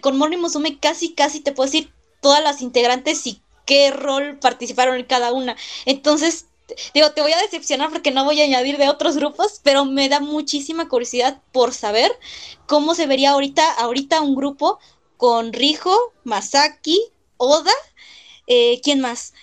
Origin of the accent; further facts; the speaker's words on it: Mexico City, Mexico; soy de la Ciudad de México